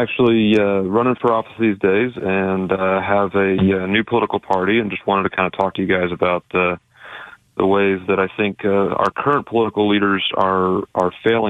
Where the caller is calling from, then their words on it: Dallas, Texas, United States; We're calling from Dallas, Fort Worth.